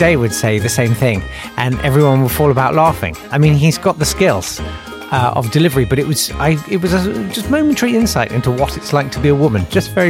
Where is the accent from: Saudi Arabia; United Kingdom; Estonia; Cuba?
United Kingdom; Catford, London; accent: Catford; my Catford accent's really good, because I grew up there.